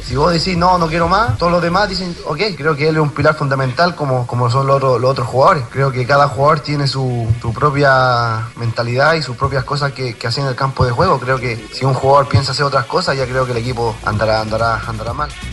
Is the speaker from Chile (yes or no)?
yes; Chile; siendo chileno